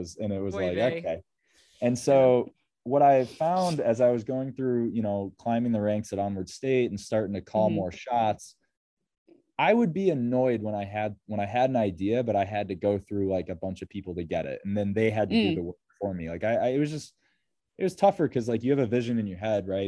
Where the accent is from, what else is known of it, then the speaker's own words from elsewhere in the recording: Rochester, New York, United States; I am from Rochester, New York